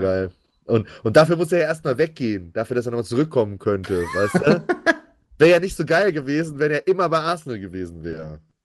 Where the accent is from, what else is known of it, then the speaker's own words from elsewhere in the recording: Germany; Als Deutscher